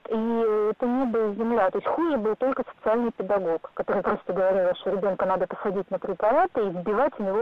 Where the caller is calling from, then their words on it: Moscow, Russia; А, я из Москвы